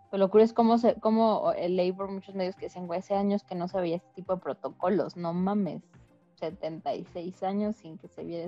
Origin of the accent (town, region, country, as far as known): Mexico